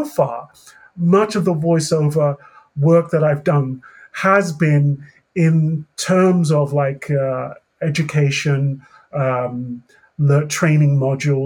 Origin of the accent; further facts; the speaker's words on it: England, United Kingdom; accent: British; now in Canada; I'm originally from England. However, I've lived in Canada for a good 3 or 4 decades now